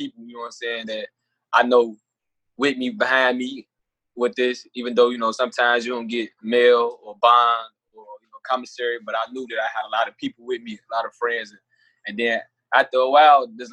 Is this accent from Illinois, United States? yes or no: yes; Chicago, Illinois, United States; I'm from Chicago